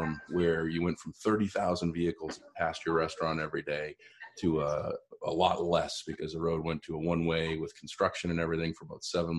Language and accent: English; Easton, Massachusetts, United States; my hometown of Easton